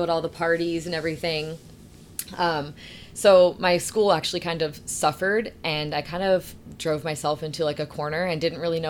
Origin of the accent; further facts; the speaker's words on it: Florida, United States; I was born and raised in Florida.